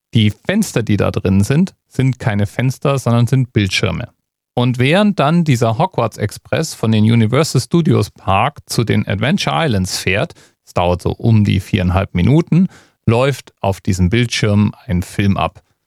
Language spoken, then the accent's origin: German; Germany; als Deutscher